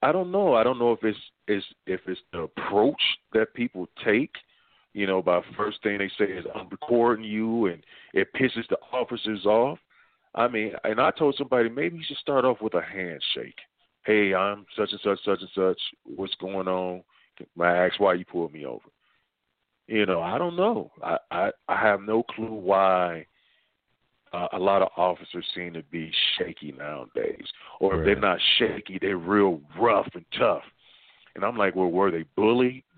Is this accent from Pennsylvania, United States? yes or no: no; Dayton, Ohio, United States; moved away; I'm originally from Dayton, Ohio